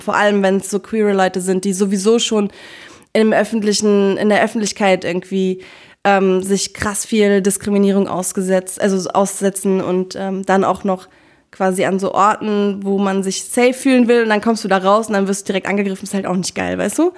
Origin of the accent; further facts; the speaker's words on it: Berlin, Germany; Ich bin Berlinerin